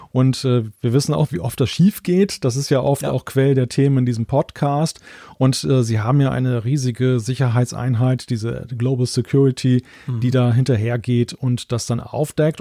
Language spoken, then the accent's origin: German; Germany; als Deutscher